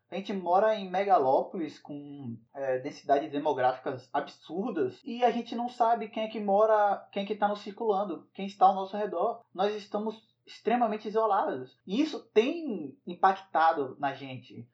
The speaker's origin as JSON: {"language": "Portuguese", "region": "Northeast Region", "country": "Brazil", "tie": "born or raised there", "said": "eu fui criado em cidade pequena, no Nordeste"}